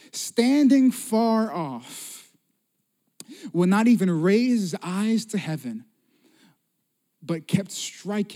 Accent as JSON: {"language": "English", "town": "Las Vegas", "region": "Nevada", "country": "United States", "also_born_or_lived": "Pensacola, Florida", "moved": "yes", "said": "I'm from Las Vegas, originally"}